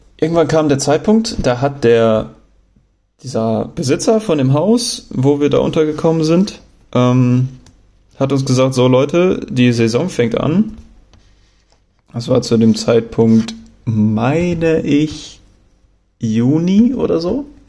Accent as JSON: {"language": "German", "country": "Germany", "accent": "German", "said": "meine Aussprache und, und mein deutscher Akzent"}